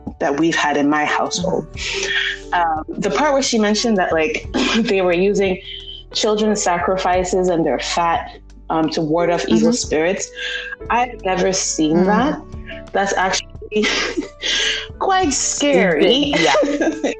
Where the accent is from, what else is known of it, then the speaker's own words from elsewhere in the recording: Nigeria; growing up in Nigeria, we grew up in a very international community